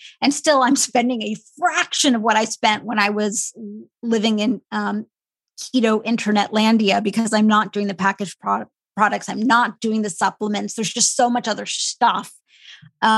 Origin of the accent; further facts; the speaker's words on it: a small Midwestern town, United States; I am of Indian heritage and I grew up in a really small Midwestern town